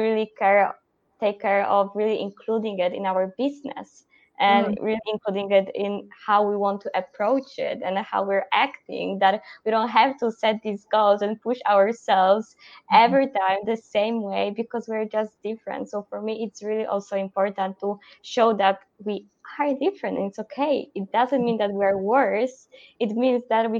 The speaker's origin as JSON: {"language": "English", "country": "Poland", "also_born_or_lived": "Netherlands", "moved": "as an adult", "said": "I'm from Poland"}